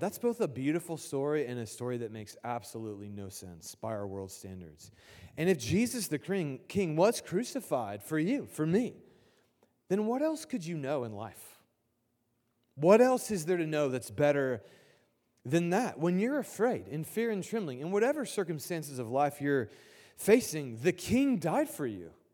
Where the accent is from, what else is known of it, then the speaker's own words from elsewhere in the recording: Indianapolis, Indiana, United States; I grew up in Indianapolis